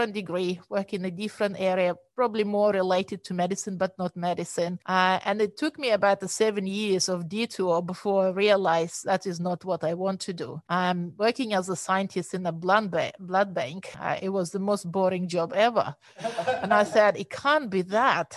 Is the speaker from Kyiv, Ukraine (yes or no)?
no; Chernivtsi, Chernivtsi Oblast, Ukraine; moved away as an adult; now in Sydney, Australia; I was born and raised in Ukraine